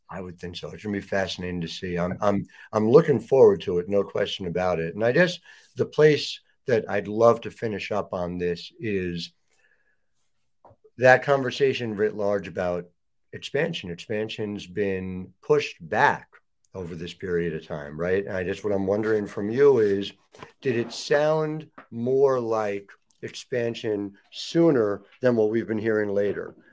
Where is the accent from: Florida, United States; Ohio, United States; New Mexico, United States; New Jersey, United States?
New Jersey, United States; I'm from New Jersey, where everything is two hours or less away from each other.